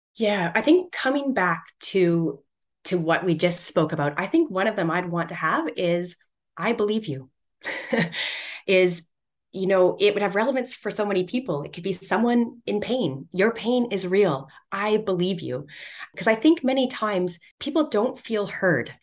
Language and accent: English; Edmonton, Alberta, Canada; I grew up in Edmonton in Canada, and our city is just known for boxed boring cookie cutter square buildings